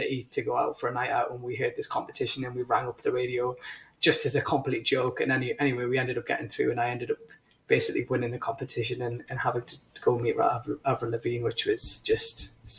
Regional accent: India; You're going to laugh because I'm Indian

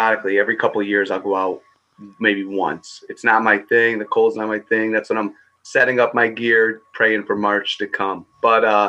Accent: Connecticut, United States; I'm born and raised in Connecticut

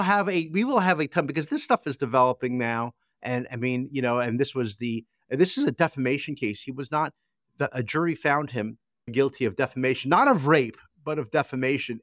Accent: United States; As an American

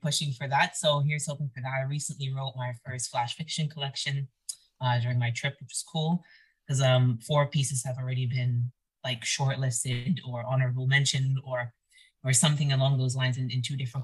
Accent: Arizona, United States; moved away as an adult; I think I need to see my home state. I need to get back. I miss being in the Arizona air.

